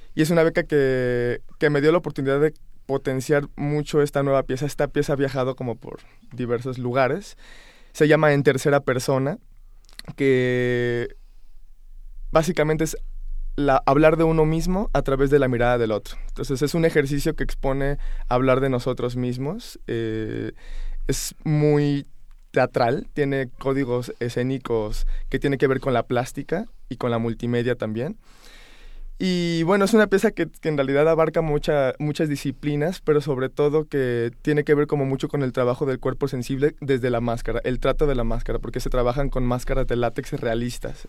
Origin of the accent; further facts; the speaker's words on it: Guanajuato, Mexico; also born or lived in New York / Montreal / Barcelona; yo soy antes que nada de Guanajuato